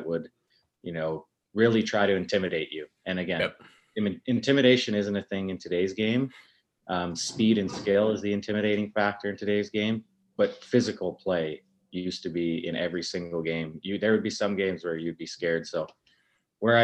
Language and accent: English; Lethbridge, Alberta, Canada; I grew up in North Lethbridge